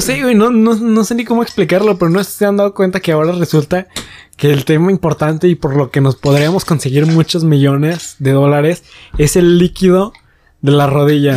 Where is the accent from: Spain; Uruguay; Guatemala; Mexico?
Mexico; como ciudadanos mexicanos